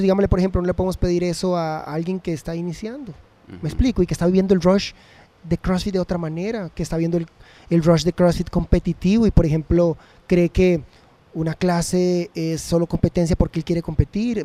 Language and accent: Spanish; Costa Rica; nosotros como ticos